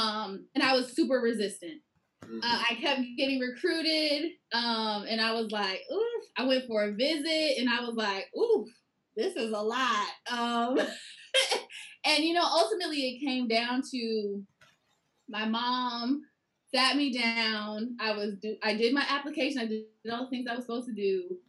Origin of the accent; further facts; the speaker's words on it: Atlanta, Georgia, United States; born there; I was born in Atlanta, Georgia. I very much moved all over the place, which was challenging at the time